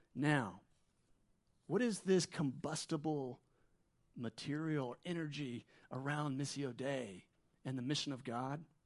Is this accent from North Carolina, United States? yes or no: yes; Wilmington, North Carolina, United States; moved away as an adult; now in Middle East; I'm from Wilmington. My parents are still here, so every time we come back here, we base out of here. And I kinda grew up here